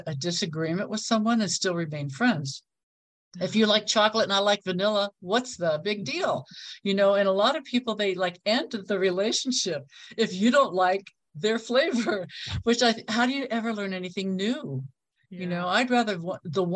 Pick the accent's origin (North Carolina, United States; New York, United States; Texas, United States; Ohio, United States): Ohio, United States; moved away as an adult; also born or lived in California; now in Mexico; I moved across the country from Ohio to California when I was 21